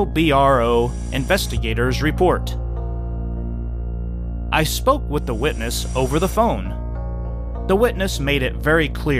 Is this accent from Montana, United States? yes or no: yes; Montana, United States; I'm from Montana, where we have elk, bear, moose, and rams when they are mating.